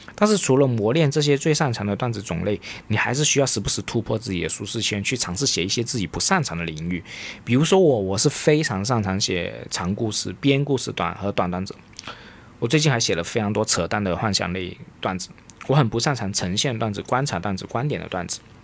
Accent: Guangdong, China; accent: Cantonese (Guangdong) accent; 即使我有很大的广东口音，大家一听应该都听得出我有广东口音

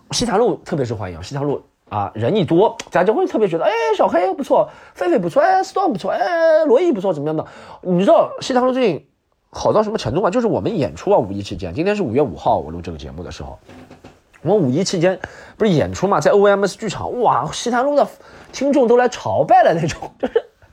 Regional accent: Subei, Jiangsu, China; now in Shanghai, China; 苏北我的故乡

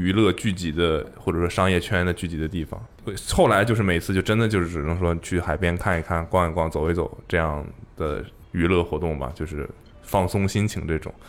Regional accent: Qingdao, Shandong, China; 在我们家乡的这种城市说一直去工作，绝大多数可能在那儿就是要么我不想出去冒那个险，我只是想要安分的工作，我有我自己的选择，倒不是说这样不好了，

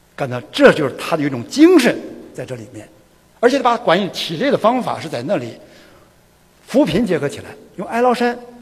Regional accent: China; 我是中国人年龄最大的

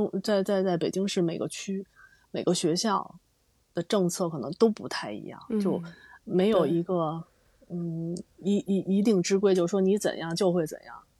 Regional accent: Beijing, China; 其实你你本身你也是北京人，然后我我也是土生土长北京人。

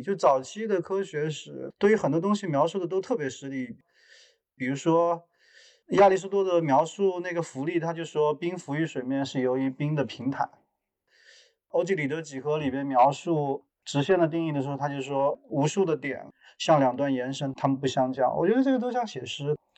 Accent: Jingdezhen, Jiangxi, China; moved away; 我是一个生长于景德镇的艺术家

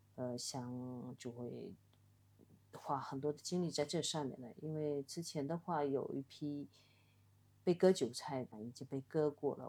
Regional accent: Wenzhou, Zhejiang, China; now in Shanghai, China; 这个跟我的那个出生也有关系，就是我嗯。们浙江的话基本上以做生意为主

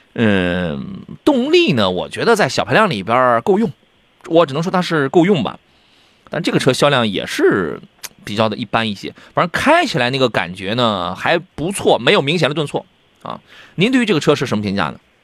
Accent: Jinan, Shandong, China; 我们是大美济南，我们不是大葱卷煎饼济南，我们济南人不吃大葱卷煎饼

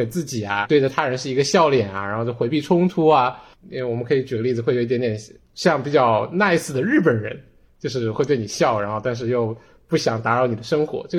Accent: Wuhan, Hubei, China; moved away as an adult; now in Minneapolis–Saint Paul, United States; 然后我现在是在美国的明尼苏达双城地区，我是来自于武汉的，我人生的前二十二年都在武汉，我也没有离开过武汉

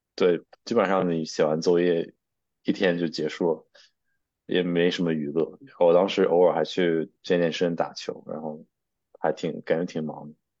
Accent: Shijiazhuang, Hebei, China; moved away as an adult; also born or lived in Nanjing; now in United States; 我是北方人，我家是石家庄的

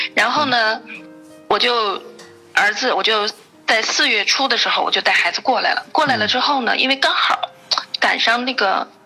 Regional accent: China; first language Chinese; moved away as an adult; now in Germany; 中国，中文咱们不用说了，这是母语

